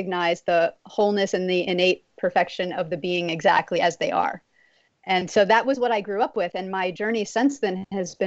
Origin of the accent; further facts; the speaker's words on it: Texas, United States; I grew up in Texas